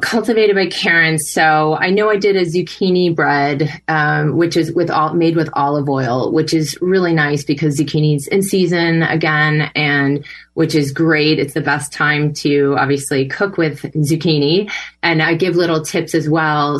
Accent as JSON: {"language": "English", "region": "Connecticut", "country": "United States", "tie": "born or raised there", "said": "I was raised in Connecticut"}